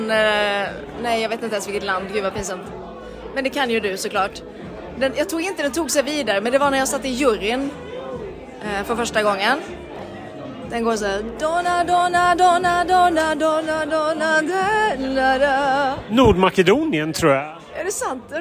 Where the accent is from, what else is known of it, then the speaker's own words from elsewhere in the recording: Norway; Ja, vi är, vi är ju från Norge